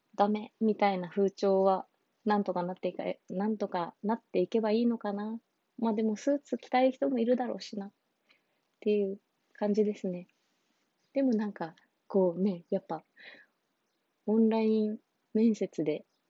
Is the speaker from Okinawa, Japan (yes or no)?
yes; Okinawa, Japan; 私、沖縄出身で沖縄で就活してた